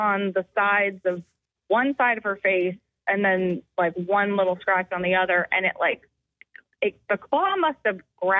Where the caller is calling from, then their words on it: Goose Creek, South Carolina, United States; I'm from Goose Creek.